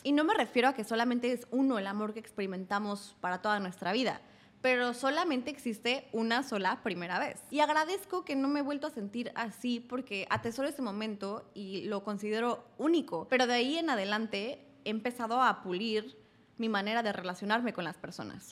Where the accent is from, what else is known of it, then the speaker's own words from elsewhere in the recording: Querétaro, Mexico; moved away as an adult; now in Mexico City, Mexico; Tenía 18 años, venía de crecer en Querétaro